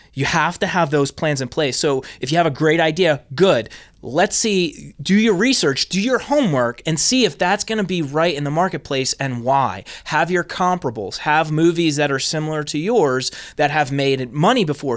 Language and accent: English; New Jersey, United States; I'm originally from Jersey